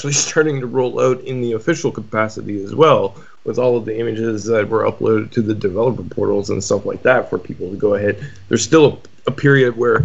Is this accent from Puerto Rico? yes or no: no; Canada; being Canadian